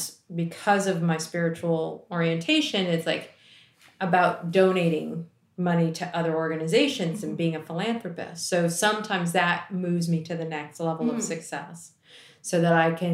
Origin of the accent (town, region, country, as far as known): D.C., Maryland, United States; born or raised there